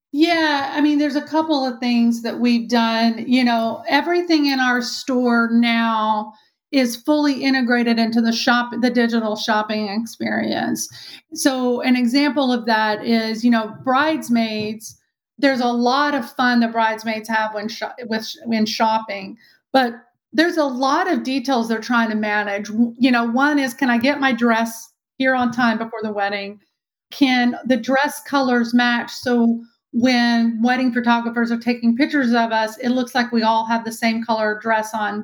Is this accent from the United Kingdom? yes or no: no; Texas, United States; accent: Texan; Born and raised Texan, which you probably see, you know, can hear by my accent.